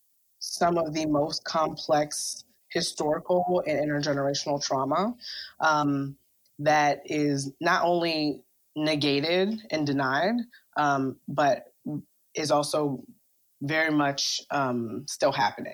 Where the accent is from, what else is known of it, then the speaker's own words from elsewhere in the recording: Baltimore, Maryland, United States; moved away; also born or lived in West Coast; I'm from Baltimore